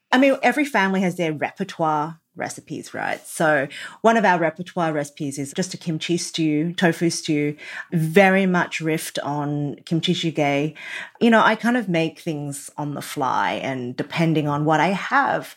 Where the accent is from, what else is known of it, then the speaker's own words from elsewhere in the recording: Australia; I was born in Australia